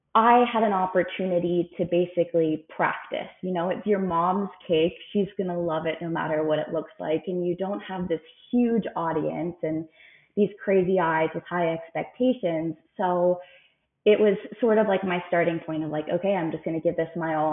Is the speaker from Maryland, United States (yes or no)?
yes; Frederick, Maryland, United States; now in Phoenix, United States; I'm from Frederick, Maryland. I have lived in the Phoenix, Arizona area for the last few years